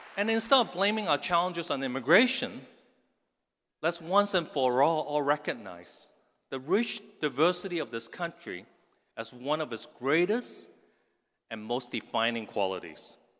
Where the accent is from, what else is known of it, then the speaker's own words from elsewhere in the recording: Hong Kong; now in United States; I was raised in Hong Kong in the nineteen sixties and seventies.